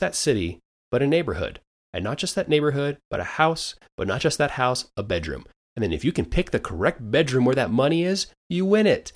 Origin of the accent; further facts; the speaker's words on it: United States; I'm an American